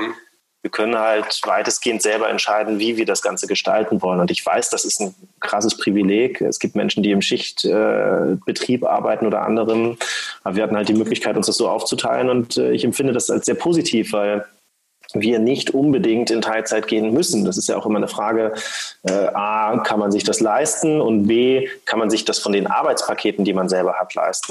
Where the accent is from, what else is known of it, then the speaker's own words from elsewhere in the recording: Schleswig-Holstein, Germany; ich komme eigentlich aus Schleswig-Holstein, bin aufgewachsen am Meer